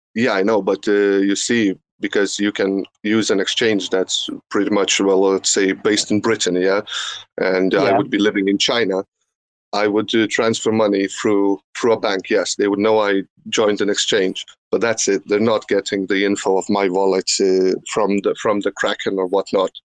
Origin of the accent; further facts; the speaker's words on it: Lithuania; I'm from Lithuania, not from Russia